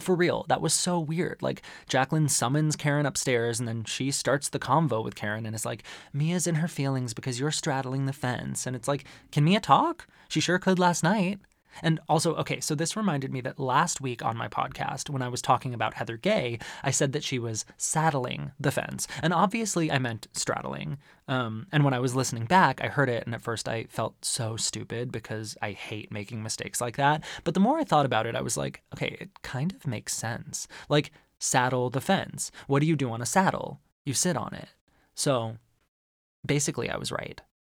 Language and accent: English; Arizona, United States; growing up in Arizona